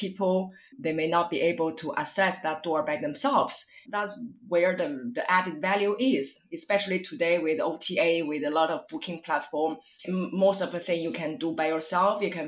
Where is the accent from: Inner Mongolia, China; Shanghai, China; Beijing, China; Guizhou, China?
Beijing, China; moved away as an adult; also born or lived in Sydney, Australia; now in Paris, France; I grew up between Beijing in China and Sydney, Australia. I moved to Paris about 12 years ago.